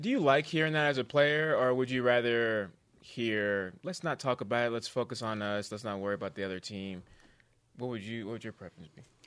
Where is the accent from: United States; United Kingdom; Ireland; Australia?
United States; California; moved away; it's my pastor I grew up with in California